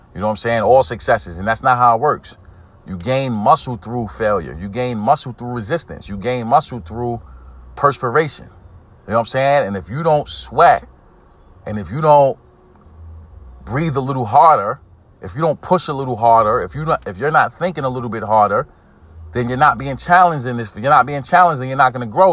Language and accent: English; New York City, New York, United States; I'm from Brooklyn, New York. I'm from East New York. Inner city community